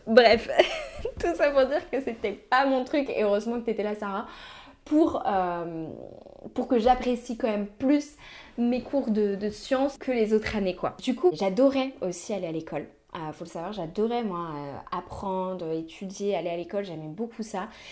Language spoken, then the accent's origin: French; Brittany, France; je suis née du coup en Bretagne